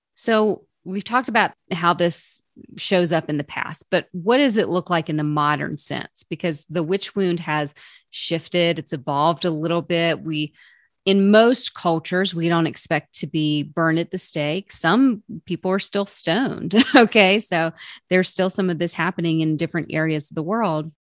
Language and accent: English; the South, United States; I'm from the South